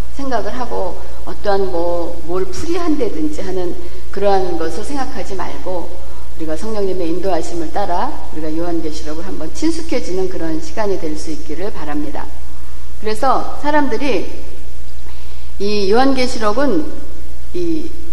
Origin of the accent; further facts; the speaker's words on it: Seoul, South Korea; moved away; 저는 사실 강남 출신이 아니고 강북 출신이거든요